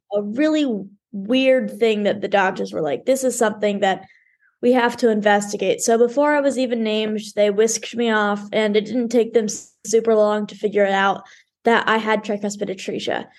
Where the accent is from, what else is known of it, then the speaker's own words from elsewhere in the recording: Dallas, Texas, United States; always been in Dallas